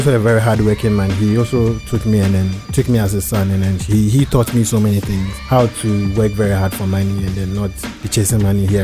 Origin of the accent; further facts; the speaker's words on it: Takoradi, Western Region, Ghana; also born or lived in Kumasi / Bibiani / Cape Coast; I grew up in Takoradi. I schooled in Takoradi, but I started my education somewhere in Kumasi and then Bibiani